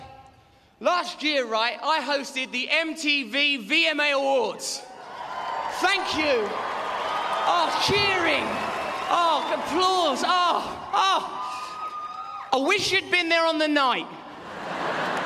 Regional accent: England, United Kingdom; I am an English gentleman

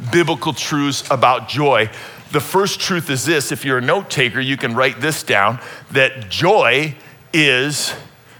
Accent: Cleveland, Ohio, United States; born or raised there

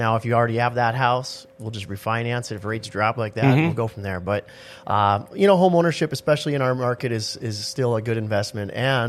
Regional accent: Petersburg, North Dakota, United States; I'm from Petersburg.

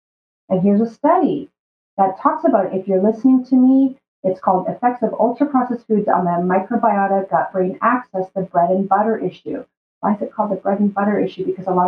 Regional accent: Brazil; now in Canada; And I remember when we moved from Brazil to Canada, it was like a status symbol to go from eating the whole foods to having these ultra-processed foods in our shelves.

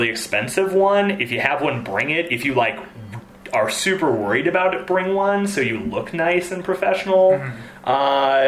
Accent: Minnesota, United States; moved away; I was born in Minnesota.

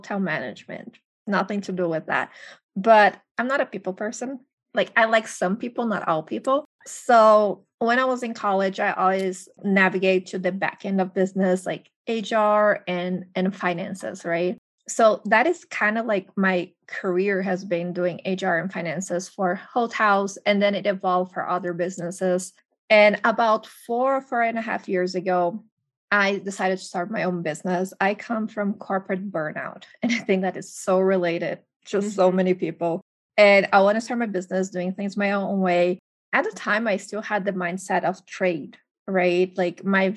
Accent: Brazil; moved away as an adult; now in United States; I'm originally from Brazil

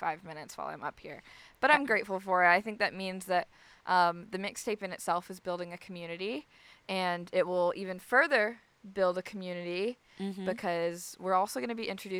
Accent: Florida, United States; where are you from? I'm like, Florida.

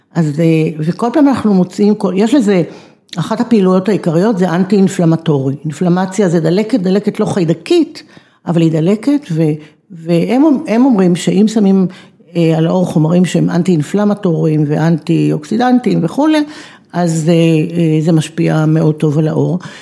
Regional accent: Negev, Southern District, Israel; אני באה משם

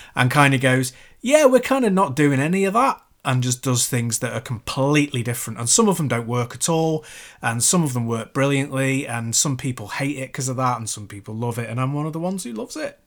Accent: Chester, North West England, United Kingdom; where I grew up in Chester

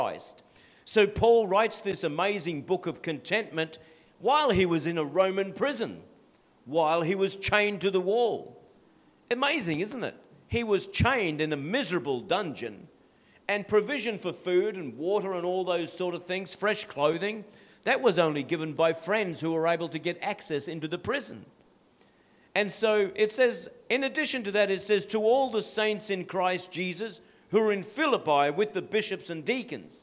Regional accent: Australia; My identity is not being an Aussie guy from Dutch descent.

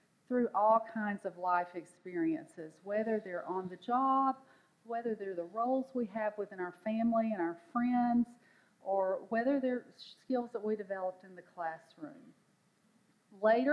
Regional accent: the South, United States; I'm from the South

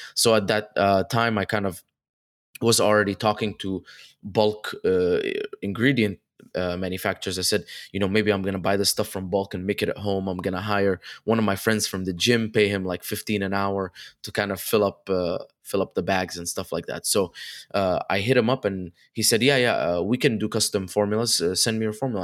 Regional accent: Dubai, United Arab Emirates; moved away as an adult; also born or lived in Egypt / Connecticut; now in California, United States; I was born in Egypt and then uh, when I was 2, uh, raised in Dubai up until I was 18, uh, then moved to Connecticut for college.

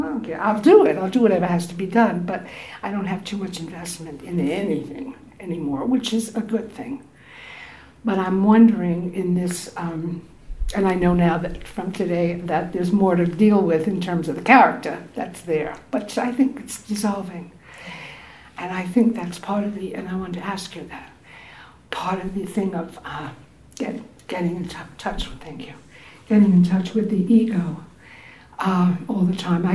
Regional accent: New York City, New York, United States; moved away; I'm from Brooklyn Heights in New York

